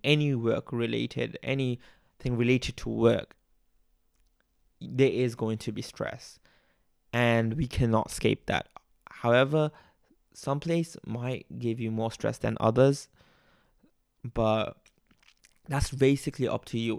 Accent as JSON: {"language": "English", "country": "Bangladesh", "tie": "born or raised there", "accent": "a bit Australian", "moved": "yes", "lives_now": "Melbourne, Australia", "said": "but I am from Bangladesh. Uh, I grew up there"}